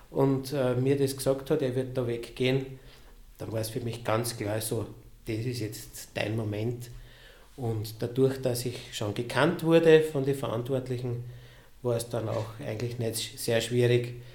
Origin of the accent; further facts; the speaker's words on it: Lower Austria, Austria; born there; ich bin ja gebürtiger Niederösterreicher